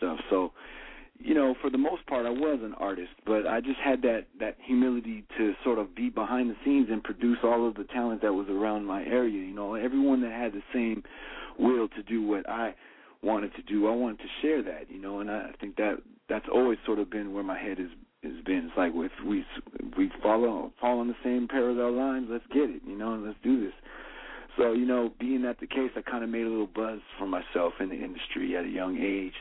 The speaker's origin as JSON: {"language": "English", "region": "California", "country": "United States", "tie": "born or raised there", "said": "I was growing up in California"}